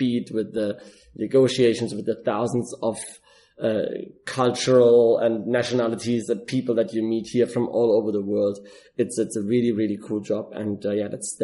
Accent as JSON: {"language": "English", "country": "Germany", "moved": "as an adult", "lives_now": "Dubai, United Arab Emirates", "said": "I'm originally from Germany and I'm in Dubai for 4.5 years"}